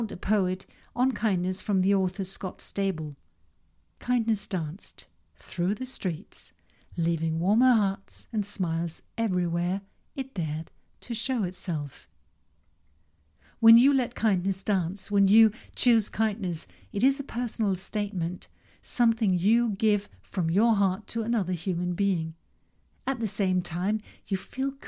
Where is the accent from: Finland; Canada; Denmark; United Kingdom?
Denmark; first language Danish; English is a second language; Danish, my native language